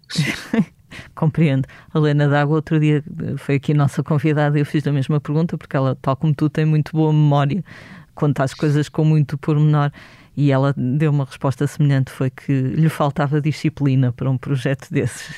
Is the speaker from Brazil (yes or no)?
no; Vila Nova de Gaia, Norte, Portugal; now in Lisbon, Portugal; Eu sou de Gaia, quando vim viver para Lisboa